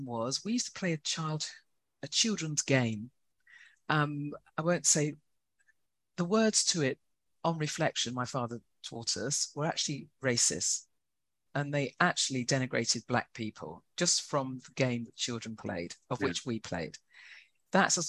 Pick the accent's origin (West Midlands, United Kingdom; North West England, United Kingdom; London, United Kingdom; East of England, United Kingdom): London, United Kingdom; I was born in London, so I'm a real London girl